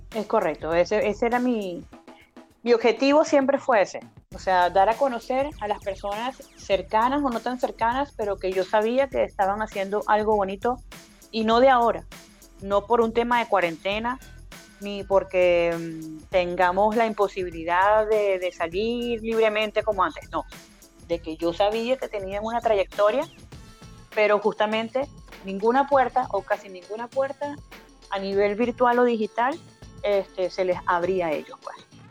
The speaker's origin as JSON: {"language": "Spanish", "town": "Caracas", "region": "Capital District", "country": "Venezuela", "tie": "born or raised there", "moved": "yes", "lives_now": "Chile", "said": "yo soy caraqueña de nacimiento, eh, paraguanera y guariqueña de corazón, madre paraguanera, padre guariqueño"}